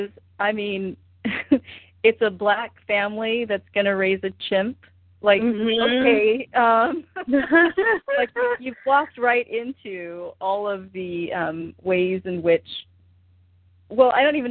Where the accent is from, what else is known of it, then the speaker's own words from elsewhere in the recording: Oregon, United States; I'm from Oregon.